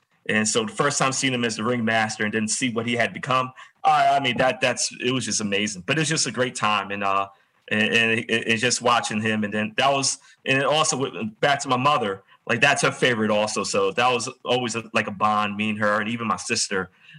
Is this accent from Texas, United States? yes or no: no; New York, United States; since we're all from New York